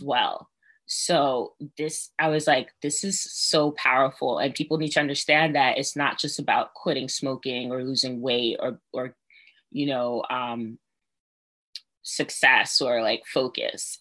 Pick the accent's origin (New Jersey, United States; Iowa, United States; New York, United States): New York, United States; New York City; I'm from Brooklyn.